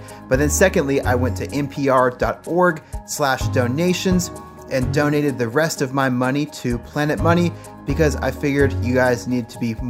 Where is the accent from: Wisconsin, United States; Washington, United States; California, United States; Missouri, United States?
Washington, United States; Seattle; moved away as an adult; now in Jakarta, Indonesia; I live in Jakarta, Indonesia, but I'm originally from Seattle.